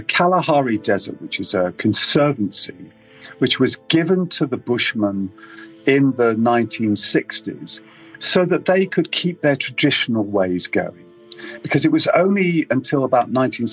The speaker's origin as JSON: {"language": "English", "region": "England", "country": "United Kingdom", "said": "I'm British"}